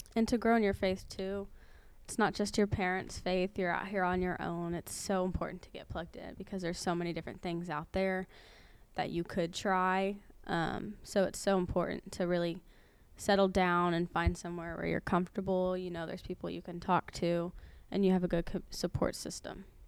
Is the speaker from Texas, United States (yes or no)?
yes; Houston, Texas, United States; moved away as an adult; now in Baton Rouge, United States; we're from Houston, Texas.